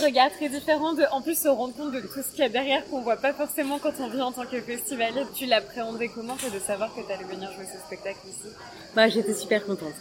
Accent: Périgord, Nouvelle-Aquitaine, France; also born or lived in Liège, Belgium; now in Brussels, Belgium; Mais je suis originaire du Périgord, dans le sud-ouest de la France.

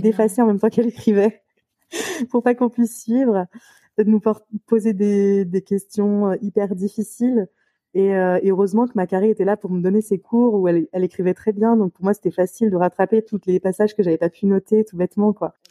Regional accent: Lyon, Auvergne-Rhône-Alpes, France; je suis lyonnaise, du coup, je suis, je née à Lyon

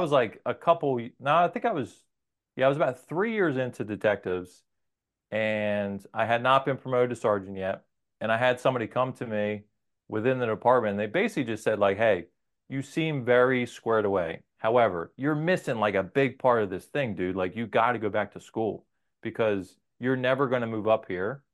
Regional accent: New Jersey, United States; also born or lived in Maryland; I'm from New Jersey. Our families are from here.

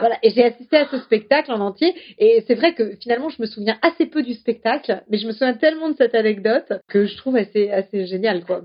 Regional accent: Strasbourg, Grand Est, France; je suis strasbourgeoise

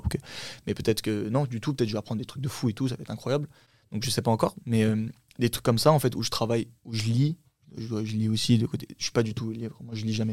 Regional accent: Champigny-sur-Marne, Île-de-France, France; first language Turkish; French is a second language; also born or lived in Saint-Brieuc, Brittany; je suis né euh, là-bas et je suis resté au bout de deux ans. On est venu sur Paris

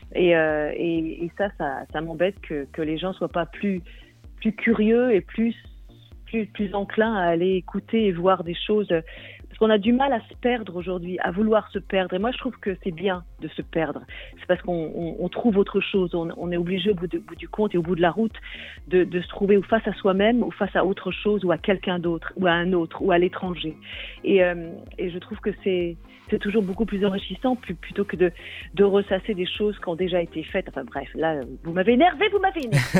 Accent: Brittany, France; first language Breton; French is a second language; moved away as an adult; also born or lived in Wales; je vis en Bretagne depuis presque toujours

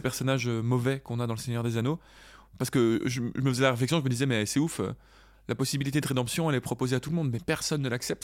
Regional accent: Belgium; on est belge

